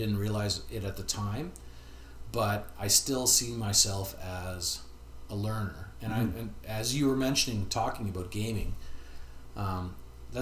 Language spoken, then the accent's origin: English; Kitchener, Ontario, Canada; moved away; I didn't grow up in this area. I grew up in Kitchener, Ontario